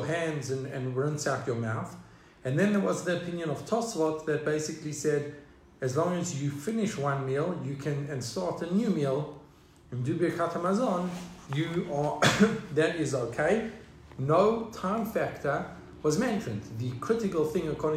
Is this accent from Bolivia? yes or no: no; South Africa; Growing up in South Africa, that was a very established minhag